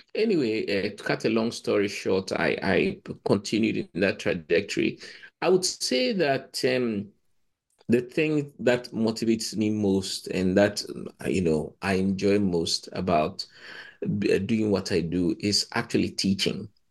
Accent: Ghana; moved away; I come from Ghana

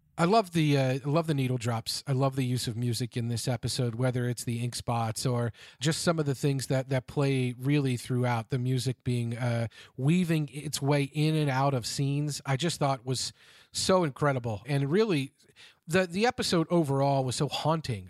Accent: Cincinnati, Ohio, United States; to my hometown here of Cincinnati

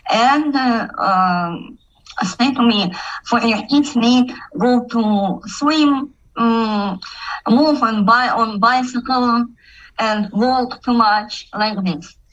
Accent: Kazakhstan; English is a second language; I'm from Kazakhstan

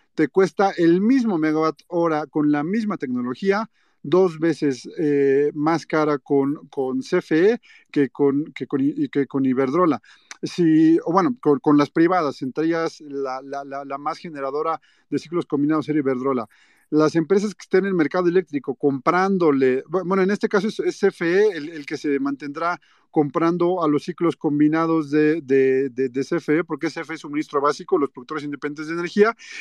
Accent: Mexico; yo como ciudadano mexicano

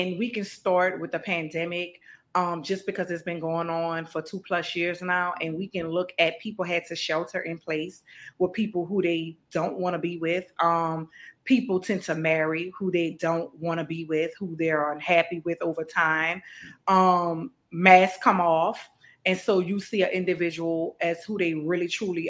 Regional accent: New Orleans, Louisiana, United States; growing up in New Orleans

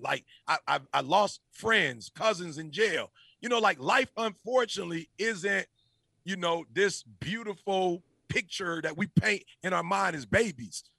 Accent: Detroit, Michigan, United States; I'm a Michigan grad, but I grew up in Detroit

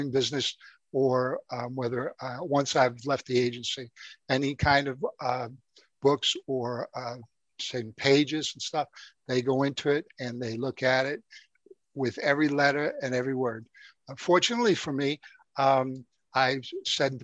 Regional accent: New York City, New York, United States; I grew up in the Bronx, New York

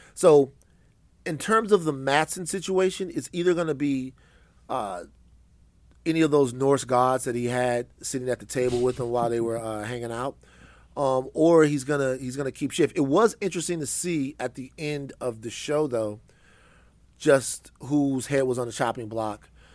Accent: Louisiana, United States; I'm from Louisiana

